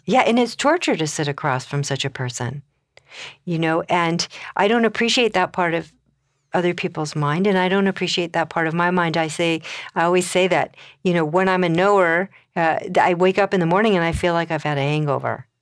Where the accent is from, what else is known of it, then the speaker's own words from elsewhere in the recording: Colorado, United States; I come from Colorado.